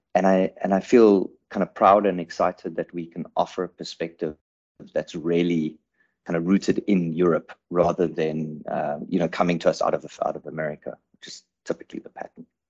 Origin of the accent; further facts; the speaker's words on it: South Africa; also born or lived in Cape Town; I'm a, I'm a South African based in, in Cape Town